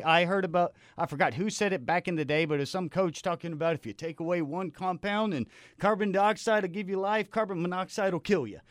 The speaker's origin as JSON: {"language": "English", "town": "Austin", "region": "Texas", "country": "United States", "said": "I'm from Austin."}